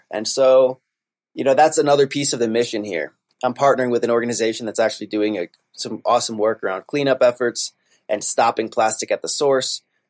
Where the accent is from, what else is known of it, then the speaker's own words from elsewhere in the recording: Adirondack Mountains, upstate New York, United States; And as a kid, I grew up in the Adirondack Mountains, a state park in upstate New York, right?